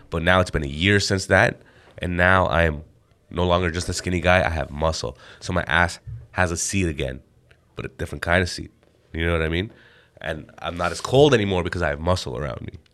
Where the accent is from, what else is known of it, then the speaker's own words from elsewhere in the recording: Canada; I'm an Indian guy, born and raised in Canada